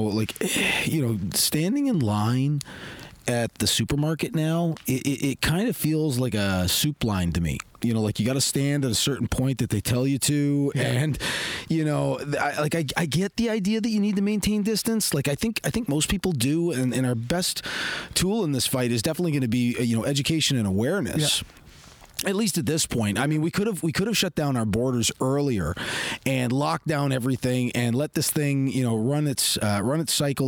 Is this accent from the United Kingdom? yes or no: no; Canada; if I'm Canadian. It's like, well, yeah